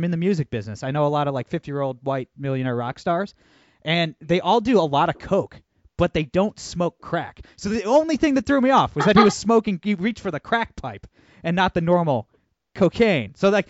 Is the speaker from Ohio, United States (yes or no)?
yes; Toledo, Ohio, United States; my hometown, Toledo, Ohio.